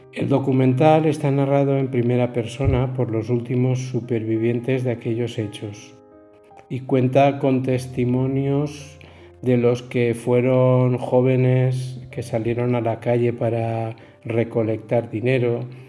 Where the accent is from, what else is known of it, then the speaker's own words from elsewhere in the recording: Alcoy, Valencian Community, Spain; Nací en Alcoy